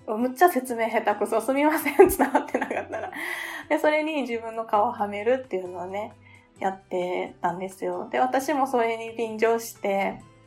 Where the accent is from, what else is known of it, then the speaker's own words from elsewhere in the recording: Kyoto, Japan; 私は、えっと、出身は京都府なんですよ